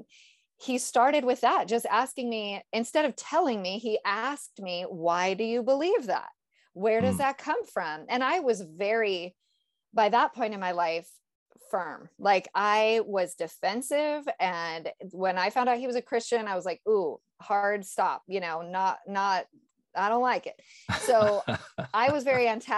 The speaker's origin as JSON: {"language": "English", "region": "Northern California", "country": "United States", "tie": "born or raised there", "said": "I was raised in Northern California"}